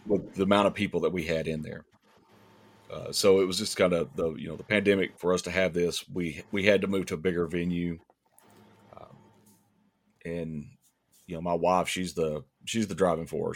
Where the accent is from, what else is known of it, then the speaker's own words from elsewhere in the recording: East Ridge, Tennessee, United States; East Ridge is, um, it's my hometown